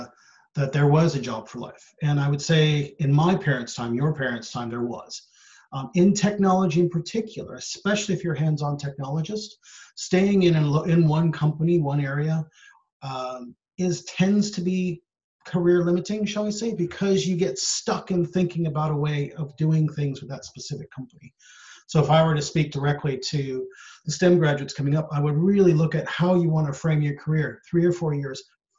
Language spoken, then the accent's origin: English; United States; moved away as an adult; also born or lived in San Francisco Bay Area / Sri Lanka; I have come from the States. I'm originally American.